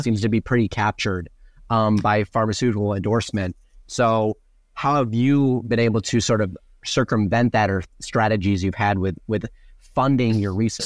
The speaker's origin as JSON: {"language": "English", "region": "Wisconsin", "country": "United States", "moved": "yes", "said": "I'm from Wisconsin originally."}